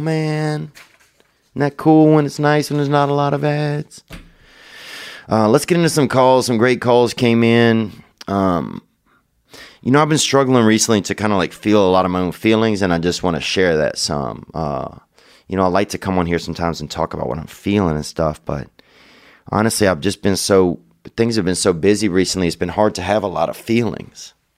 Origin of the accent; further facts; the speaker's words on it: Louisiana, United States; we're both from Louisiana